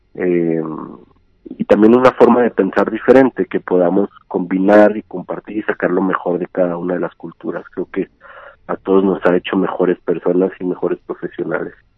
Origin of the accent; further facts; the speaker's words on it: Ciudad Juárez, Chihuahua, Mexico; moved away as an adult; also born or lived in Argentina; now in Mexico City, Mexico; nací nací crecí en Juárez, viví allá hasta los 24 años